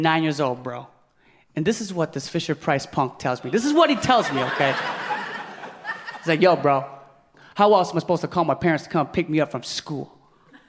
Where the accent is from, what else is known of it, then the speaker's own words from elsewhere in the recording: Philippines; I'm Filipino